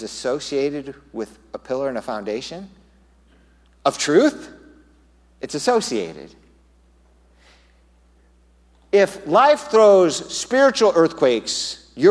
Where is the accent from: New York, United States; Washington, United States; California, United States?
California, United States; Southern; now in Tucson, United States; I'm from Southern California. We had earthquakes. Here, there are no earthquakes. In Southern California, you go through earthquake drills in school growing up